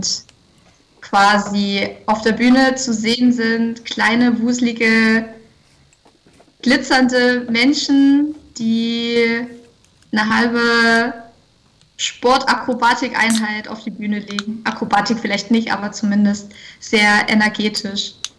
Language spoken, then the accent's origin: German; Freiberg, Saxony, Germany; moved away as an adult; also born or lived in Leipzig / Dresden; wir kommen aus Leipzig und Dresden. Äh, gerade wohnen wir da, ursprünglich aus Freiberg